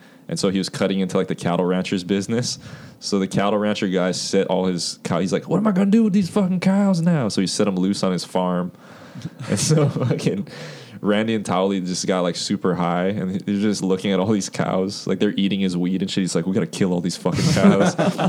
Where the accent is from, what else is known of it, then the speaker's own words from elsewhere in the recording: Hawaii, United States; No, bro, I'm Hawaiian, bro.